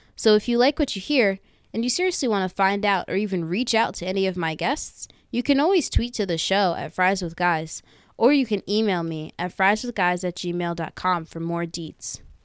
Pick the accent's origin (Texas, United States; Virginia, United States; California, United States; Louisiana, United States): Virginia, United States; Northern; also born or lived in Philadelphia; I was born and raised in Northern Virginia, but I spent the last four years in one of the greatest cities ever, Philadelphia